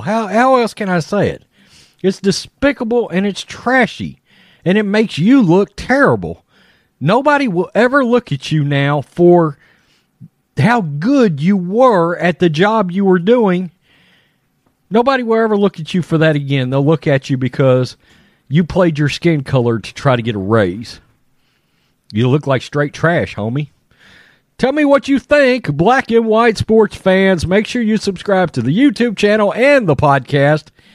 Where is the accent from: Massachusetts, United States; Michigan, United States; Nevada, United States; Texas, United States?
Texas, United States; I am a redneck from Texas